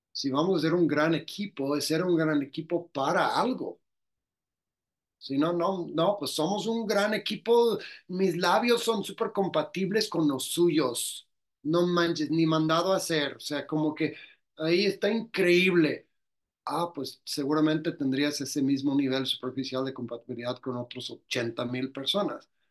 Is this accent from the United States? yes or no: yes; Louisiana, United States; moved away as an adult; now in Mexico; soy del estado de Luisiana, de Estados Unidos